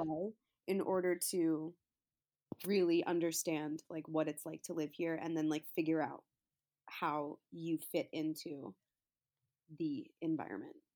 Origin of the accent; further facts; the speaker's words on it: New York, United States; moved away as an adult; now in Los Angeles, United States; I'm from New York, so I went back to New York for a while to be with my family